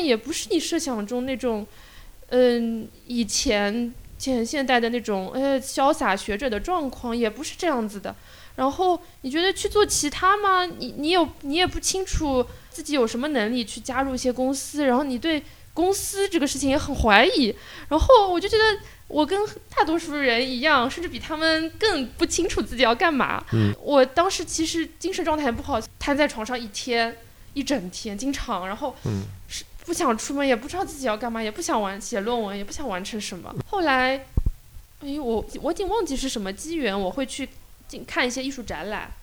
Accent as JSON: {"language": "Chinese", "region": "rural Shanghai", "country": "China", "tie": "born or raised there", "said": "我从小嗯。在上海的乡村"}